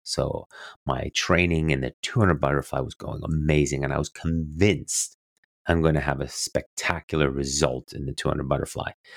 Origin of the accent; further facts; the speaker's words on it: near Roth, Bavaria, Germany; moved away; it was still in Roth, um, um, just outside of, um, my hometown, actually, where my brother and my parents lived